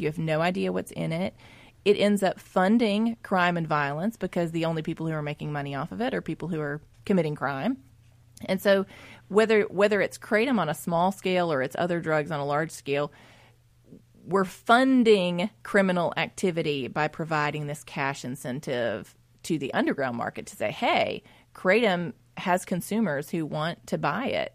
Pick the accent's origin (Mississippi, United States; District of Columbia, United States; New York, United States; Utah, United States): Mississippi, United States; Jackson; I grew up in West Jackson